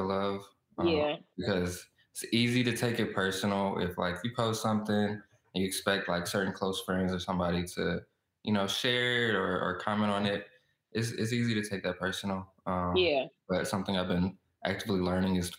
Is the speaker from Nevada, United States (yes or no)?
no; Southfield, Michigan, United States; moved away as an adult; now in Los Angeles, United States; I'm from Michigan, from Southfield, right outside Detroit.